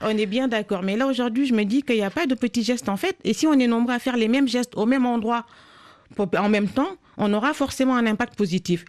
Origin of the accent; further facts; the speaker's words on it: Senegal; j'ai grandi au Sénégal